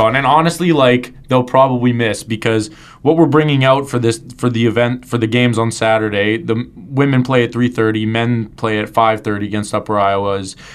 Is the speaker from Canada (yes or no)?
yes; Winnipeg, Manitoba, Canada; when I was growing up in Winnipeg, there was no Winnipeg Jets to like